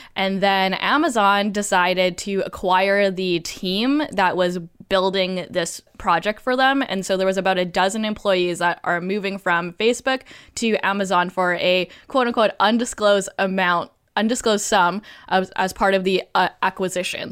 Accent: Canada; I'm Canadian

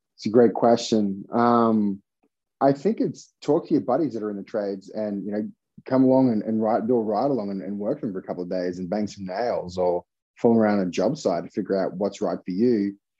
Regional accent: Australia; now in United States; I'm from Australia

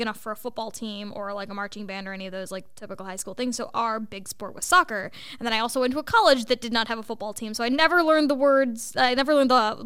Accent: United States; as an Asian kid growing up in America

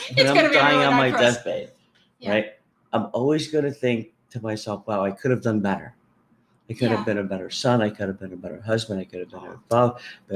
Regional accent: United States; us as the American people

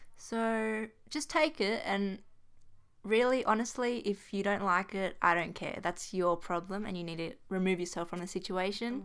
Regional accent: New South Wales, Australia; we're from New South Wales. We live in Sydney.

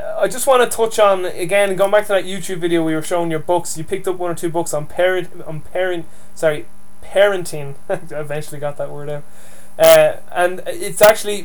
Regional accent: Dublin, Leinster, Ireland; accent: Dublin Irish; I speak to you with my Dublin Irish accent

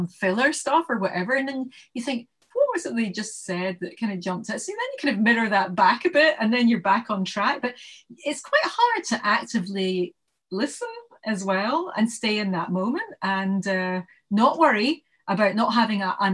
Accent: Glasgow, Scotland, United Kingdom; moved away as an adult; also born or lived in Bristol / London; I was born in Bristol because I was adopted, and then I came to Glasgow when I was weeks old, and then most of my life's been in Glasgow, and then I went down to London when I got married

